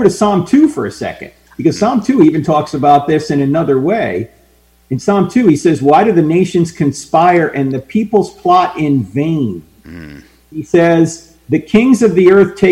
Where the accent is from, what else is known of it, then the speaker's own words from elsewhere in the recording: New Jersey, United States; moved away; I grew up near New York. I grew up in New Jersey.